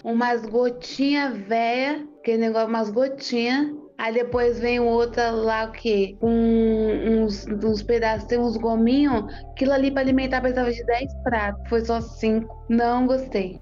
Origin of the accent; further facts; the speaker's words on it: Brazil; eu sou brasileira